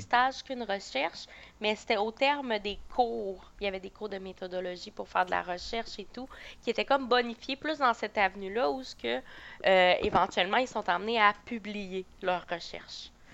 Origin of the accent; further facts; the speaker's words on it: Beauce, Quebec, Canada; moved away as an adult; also born or lived in Sherbrooke; je viens de la Beauce